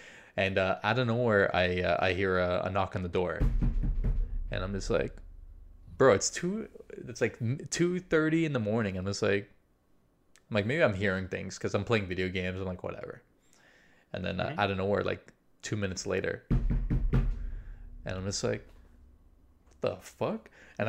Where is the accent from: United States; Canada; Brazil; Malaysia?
Brazil; also born or lived in Chile; I'm South American, right? So I'm Brazilian